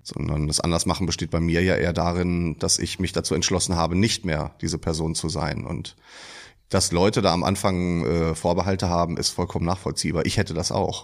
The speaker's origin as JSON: {"language": "German", "town": "Iserlohn", "region": "North Rhine-Westphalia", "country": "Germany", "moved": "as an adult", "lives_now": "Dortmund, Germany", "said": "Mein ehemaliger Wohnort, würde ich eher sagen, ist Iserlohn. Ich komme aus dem Sauerland."}